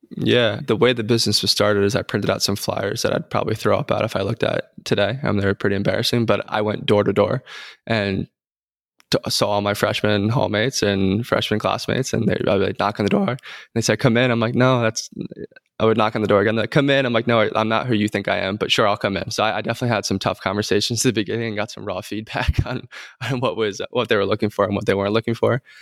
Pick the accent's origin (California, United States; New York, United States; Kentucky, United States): New York, United States; also born or lived in North Carolina; now in Texas, United States; I'm from New York.